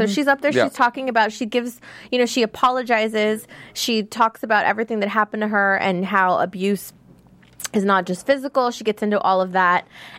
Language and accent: English; Texas, United States; Oh, and I'm from Texas, so it's scary.